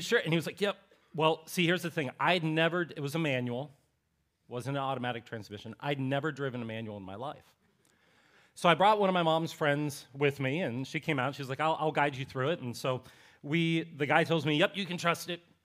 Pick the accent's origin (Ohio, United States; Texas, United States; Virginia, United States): Ohio, United States; Appalachian; I'm, I'm from Ohio, this is in Appalachia, Ohio